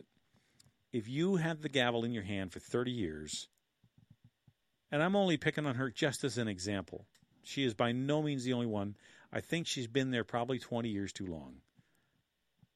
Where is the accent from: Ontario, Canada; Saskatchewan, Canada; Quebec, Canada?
Ontario, Canada; Killaloe; my hometown in Killaloe